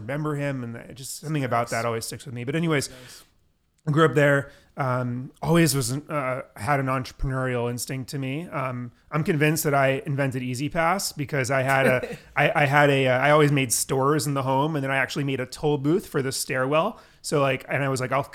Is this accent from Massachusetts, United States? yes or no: yes; Newton, Massachusetts, United States; I grew up in Newton, Massachusetts